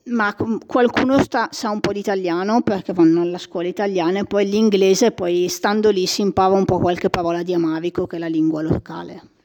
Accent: Molinetto, Lombardy, Italy; sono cresciuta in oratoria a Molinetto

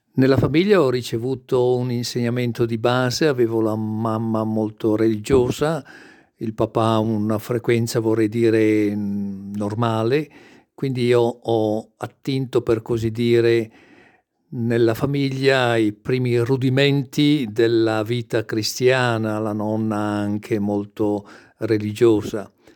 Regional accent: Brescia, Lombardy, Italy; io sono nato e cresciuto a Brescia

